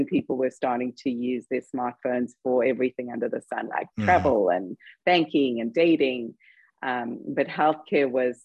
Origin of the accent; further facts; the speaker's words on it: South Africa; moved away as an adult; also born or lived in London, United Kingdom; now in United States; I'm actually South African, because everybody by now is wondering where the accent is from